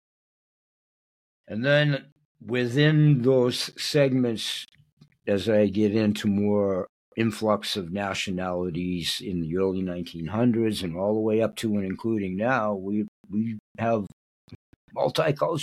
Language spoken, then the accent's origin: English; Portland, Maine, United States; I grew up in the West End, but on the Lower West End